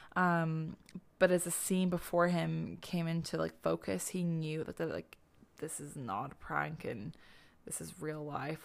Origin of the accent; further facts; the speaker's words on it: Ireland; now in Canada; we're Irish, um, being in Canada